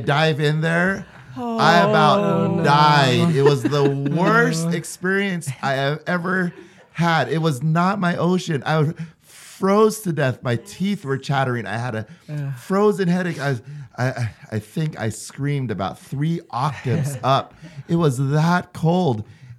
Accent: Hawaii, United States; moved away as an adult; now in Utah, United States; I'm from Hawaii

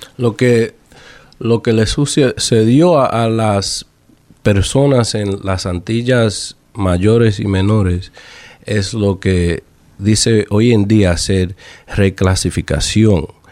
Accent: Rhode Island, United States; crecí como boricua, boricua al fin, eh, entrenado en lo que es el boricua, también en lo que es el dominicano, porque mi mamá tuvo mucho que ver con, eventos culturales, eh, con varias culturas, con todas las culturas que predominan aquí en Rhode Island

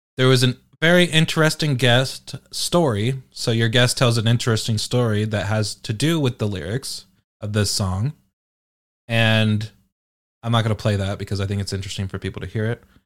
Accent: United Kingdom; I'm British

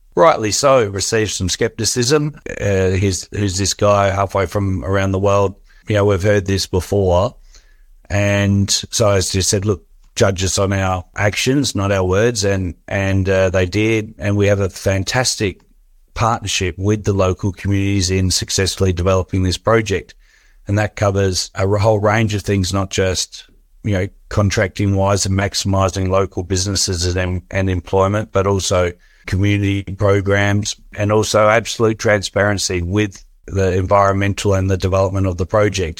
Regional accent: Australia; growing up in Australia

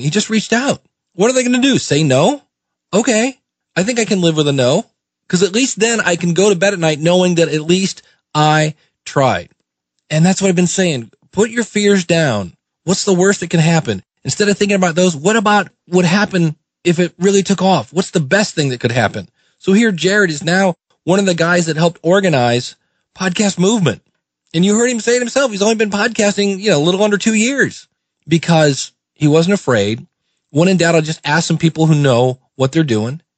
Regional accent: Akron, Ohio, United States; also born or lived in Cleveland, Ohio; I grew up in Akron, Ohio

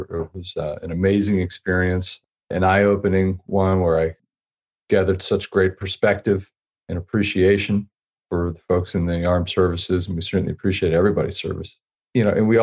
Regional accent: Youngstown, Ohio, United States; I grew up in Youngstown, Ohio

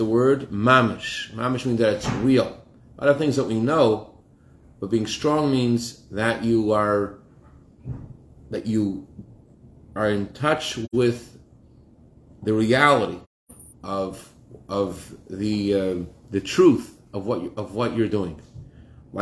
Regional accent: Massachusetts, United States; when I was a child growing up in Massachusetts

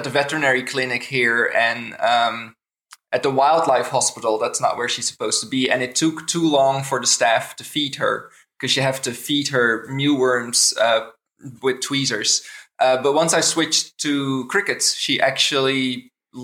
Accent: Netherlands; moved away as an adult; now in Canada; I'm originally from the Netherlands. I've lived in Canada for about 8.5 years now

